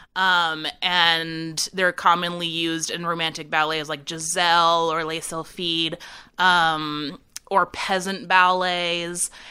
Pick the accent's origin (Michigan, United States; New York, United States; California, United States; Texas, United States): California, United States; San Francisco Bay Area; also born or lived in Chicago; now in Winston-Salem, United States; I'm originally from California. I'm from the San Francisco Bay Area